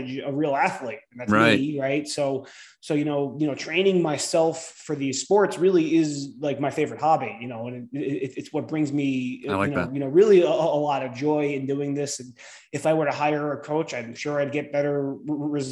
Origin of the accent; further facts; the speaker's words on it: New Jersey, United States; growing up in New Jersey, going to the ocean all the time